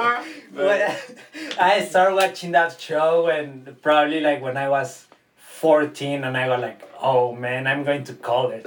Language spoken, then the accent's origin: English; Guadalajara, Jalisco, Mexico; English is a second language; now in United States; I'm from Mexico, Guadalajara, Mexico. I'm 21 years old. Happy to be here in the US, my first year being legal